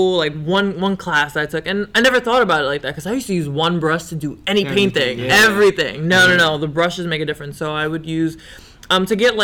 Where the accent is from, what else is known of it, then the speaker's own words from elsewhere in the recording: New York City, New York, United States; I'm from Brownsville originally